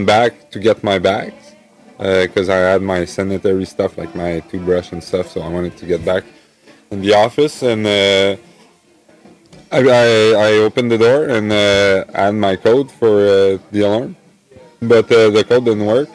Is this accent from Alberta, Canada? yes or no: no; Gatineau, Quebec, Canada; moved away as an adult; I'm from Gatineau, Quebec